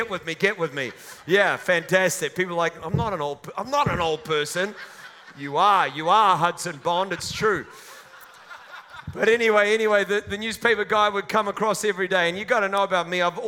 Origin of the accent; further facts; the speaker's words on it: Auckland, New Zealand; also born or lived in Mount Roskill, Auckland; When I was a child, when I was born, my family lived in a house in the suburb of Hillsborough in Auckland.